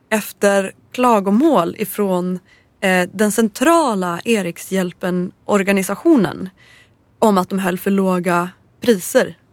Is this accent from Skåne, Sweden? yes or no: no; Gävleborg County, Sweden; Jag är från Hälsingland. Och jag var i Hälsingland när jag köpte den här skivan.